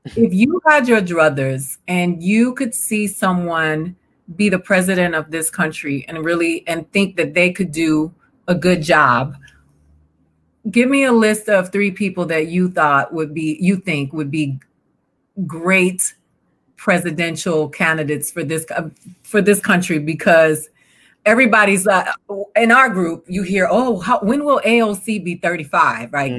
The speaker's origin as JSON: {"language": "English", "town": "Miami", "region": "Florida", "country": "United States", "also_born_or_lived": "Georgia", "said": "I'm from the South, so I'm from Florida"}